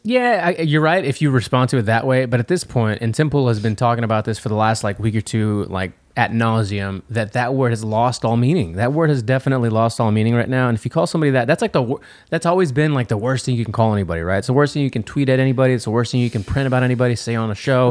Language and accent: English; United States; I'm American